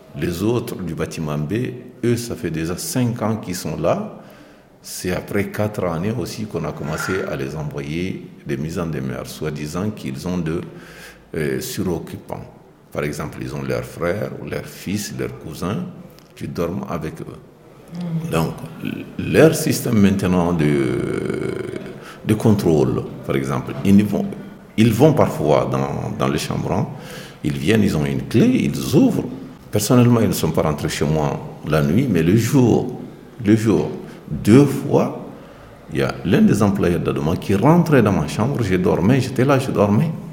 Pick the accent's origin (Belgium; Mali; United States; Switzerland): Mali; moved away as an adult; now in France; Je suis originaire du Mali